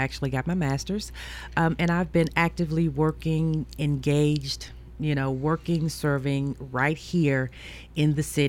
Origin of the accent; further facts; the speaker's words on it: Memphis, Tennessee, United States; moved away as an adult; now in Murfreesboro, United States; Yep, I'm from Memphis. Actually, I came to Middle Tennessee in 1984.